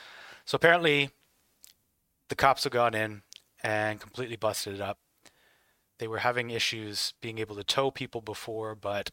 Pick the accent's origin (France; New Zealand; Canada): Canada; Like, Canada, and I can say this as a Canadian, Canada just follows everything that everybody else is doing.